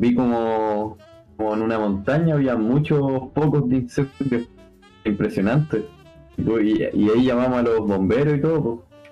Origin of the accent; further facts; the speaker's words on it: Chile; además somos chilenos